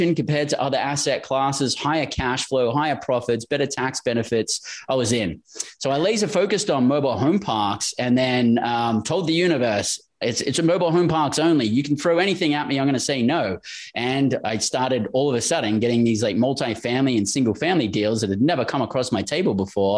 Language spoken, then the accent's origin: English; Australia; moved away as an adult; also born or lived in Western Australia; born and raised in Australia